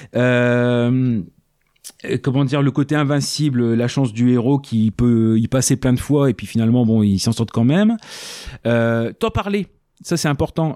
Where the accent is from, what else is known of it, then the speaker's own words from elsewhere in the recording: France; comme on est français